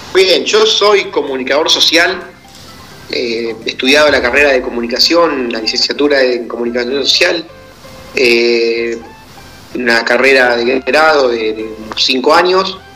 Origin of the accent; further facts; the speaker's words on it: Argentina; yo soy del interior de Argentina, de un pueblo muy pequeño, de una población rural, de campo, de apenas 1.800, 2.000 habitantes